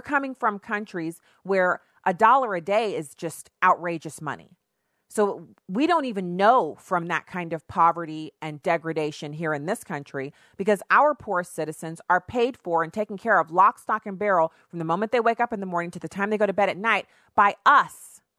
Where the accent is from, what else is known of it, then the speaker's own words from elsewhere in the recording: United States; I'm an American. I speak English